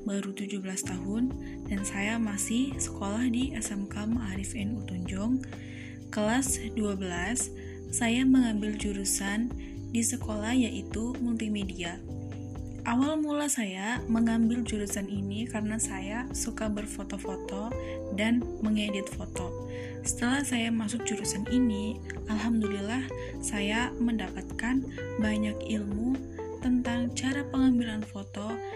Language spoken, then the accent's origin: Indonesian; Cempaka village, Bumijawa district, Tegal Regency, Central Java, Indonesia